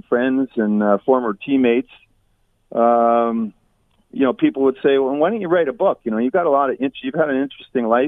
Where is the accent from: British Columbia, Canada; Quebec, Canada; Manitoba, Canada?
British Columbia, Canada; Vancouver; now in Hamilton, Canada; my hometown, in BC Place in Vancouver, right? My old hometown. Hamilton's my hometown now